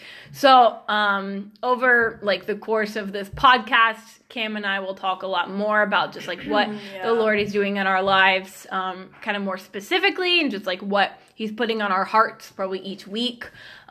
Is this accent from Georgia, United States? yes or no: yes; Georgia, United States; now in Kansas City, United States; I grew up in Georgia, lived in the same house my whole life